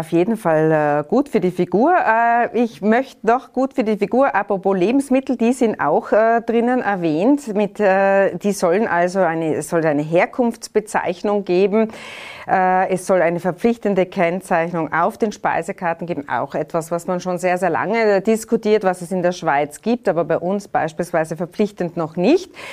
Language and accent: German; Tyrol, Austria; Da sind wir Tiroler